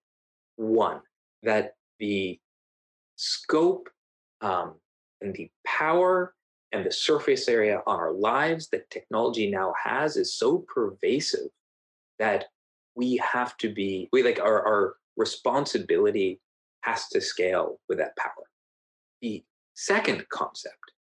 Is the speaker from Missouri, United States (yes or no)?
no; Silicon Valley, California, United States; Growing up in Silicon Valley, growing up with my father